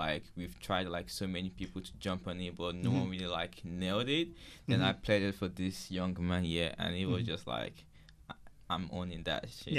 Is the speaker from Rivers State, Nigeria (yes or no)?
no; Ikeja, Lagos, Nigeria; now in Perth, Australia; I'm from Ikeja.